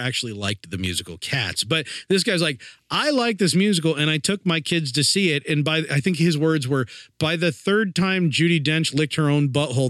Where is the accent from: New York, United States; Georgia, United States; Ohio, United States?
Ohio, United States; Springfield; from my hometown, by the way, Springfield, Ohio.